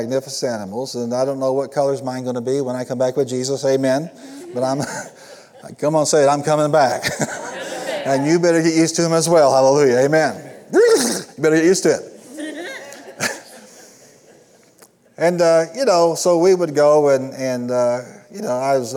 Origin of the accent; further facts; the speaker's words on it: Illinois, United States; I was raised and settled in Illinois